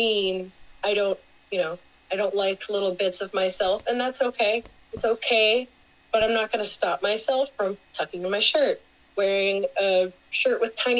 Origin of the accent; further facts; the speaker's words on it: Houston, Texas, United States; moved away as an adult; also born or lived in New Orleans, Louisiana; now in Syracuse, United States; I'm originally from Houston, Texas